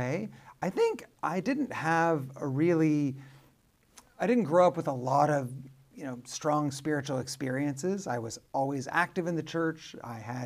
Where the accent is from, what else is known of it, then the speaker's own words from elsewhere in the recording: Arcadia, California, United States; I grew up in Southern California, a suburb of Los Angeles called Arcadia.